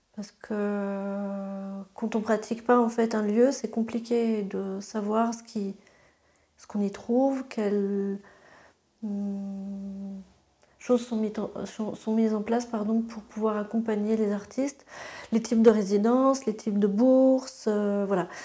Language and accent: French; Luxembourg; moved away as an adult; also born or lived in Strasbourg; quand on a grandi au Luxembourg